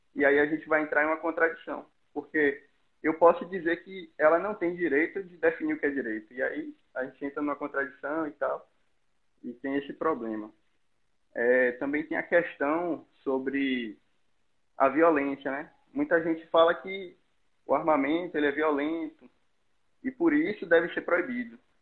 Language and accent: Portuguese; Bahia, Brazil; eu sou baiano, estudo na UNEB, Universidade do Estado da Bahia